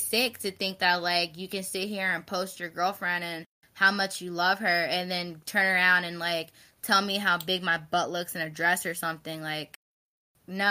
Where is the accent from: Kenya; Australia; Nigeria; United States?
United States; Philadelphia, Pennsylvania; also born or lived in Florida; now in Delaware, United States; I'm from Philly